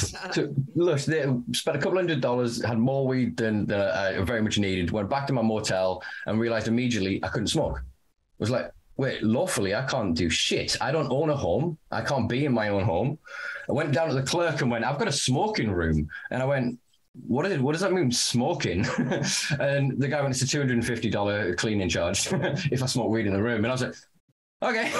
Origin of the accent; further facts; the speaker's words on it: United Kingdom; me being a Brit